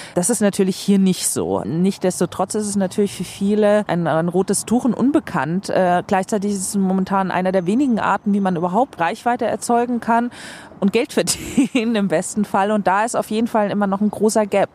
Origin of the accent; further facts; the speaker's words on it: Sweden; moved away as an adult; now in Germany; Ich bin in Schweden geboren und aufgewachsen.